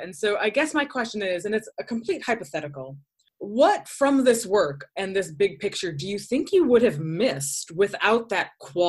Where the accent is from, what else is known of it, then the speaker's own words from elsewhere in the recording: Midwest, United States; moved away; also born or lived in Upstate New York; I grew up in the Midwest. Winter is nothing new to me.